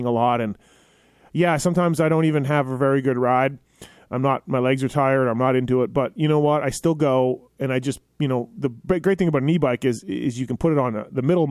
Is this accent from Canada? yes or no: yes; Canada; I'm Canadian